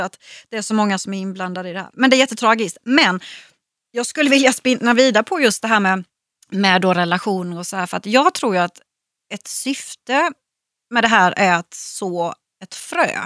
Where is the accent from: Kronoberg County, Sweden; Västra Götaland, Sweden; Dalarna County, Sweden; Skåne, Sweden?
Kronoberg County, Sweden; Växjö; hemma i Växjö